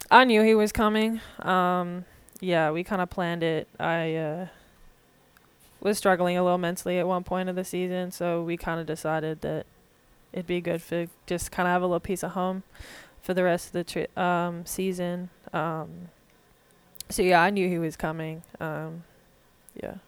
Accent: Warrandyte, Victoria, Australia; moved away as an adult; now in Little Rock, United States; I grew up in kind of a small town called Warrendite

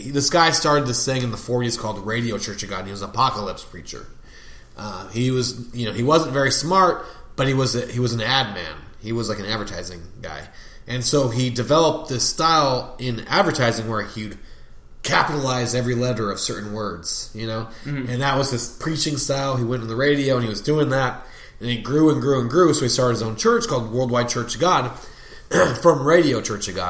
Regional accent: California, United States; moved away as an adult; now in San Antonio, United States; I'm from California, and I moved to San Antonio to work for a family member

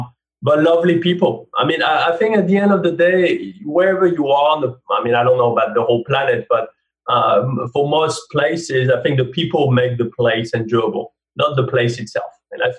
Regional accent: France; accent: French; English is a second language; now in United States; I think I pride myself in not sounding too French, but obviously I do sound French. I mean, it will always be there. And therefore, even though I'm American now, people always ask me, and I think forever, where are you from?

